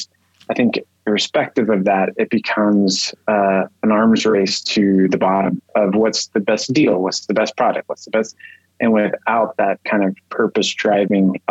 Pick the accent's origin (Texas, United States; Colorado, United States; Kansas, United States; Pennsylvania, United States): Texas, United States; I grew up in Texas